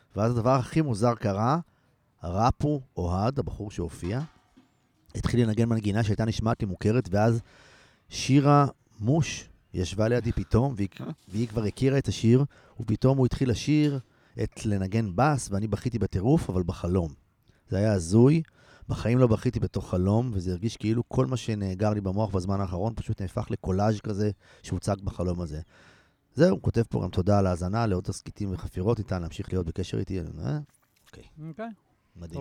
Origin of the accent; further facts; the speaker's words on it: Ein Carmel, Haifa District, Israel; אני גדלתי בקיבוץ